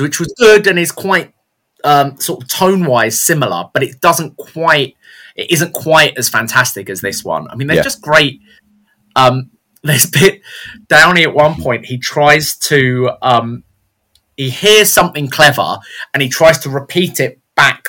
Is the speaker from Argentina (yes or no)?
no; United Kingdom; we're British